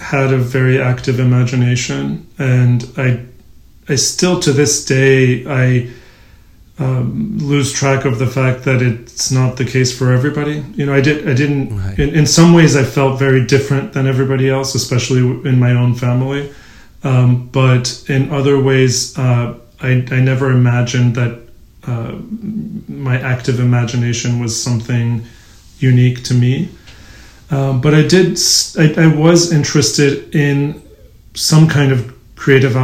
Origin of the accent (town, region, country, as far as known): Cincinnati, Ohio, United States; born or raised there; English is a second language; also born or lived in Shiraz, Iran; now in Brooklyn, United States